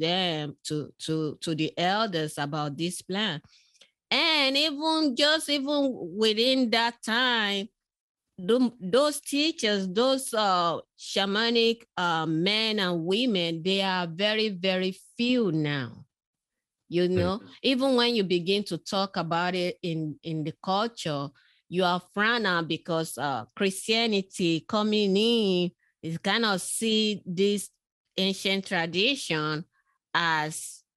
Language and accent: English; Nigeria; moved away; I was born in West Africa, in Nigeria, spent early childhood in that community